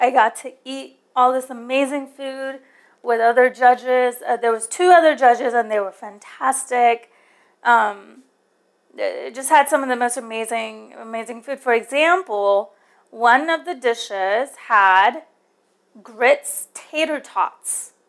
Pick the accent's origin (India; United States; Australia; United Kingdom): India; Now, I'm from India, so I like my chai.